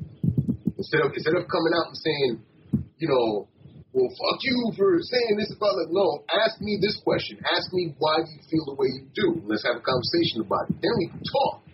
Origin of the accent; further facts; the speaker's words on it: New York, United States; being a New Yorker